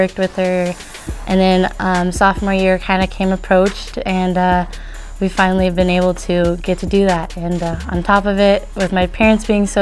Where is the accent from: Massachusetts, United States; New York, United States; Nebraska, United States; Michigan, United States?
Nebraska, United States; Spalding; I'm from Spalding, Nebraska